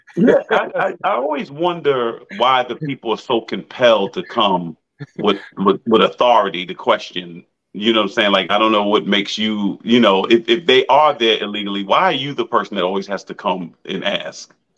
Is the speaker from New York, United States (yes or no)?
yes; Massapequa, New York, United States; I grew up in Massapequa, Long Island